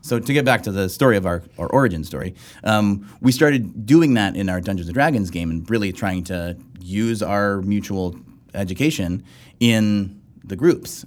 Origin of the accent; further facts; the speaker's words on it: South Texas, United States; I grew up in South Texas